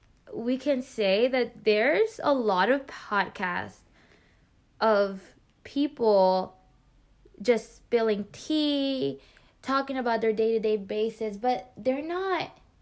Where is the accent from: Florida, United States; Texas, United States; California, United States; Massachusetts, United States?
Texas, United States; Houston; also born or lived in Mexico; Yeah, we're from Houston.